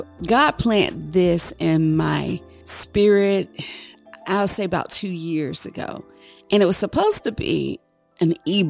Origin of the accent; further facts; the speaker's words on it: Chesapeake, Virginia, United States; I'm a wife. I'm a mother, a grandmother, a child of God. Where I grew up was in Chesapeake, Harbor North.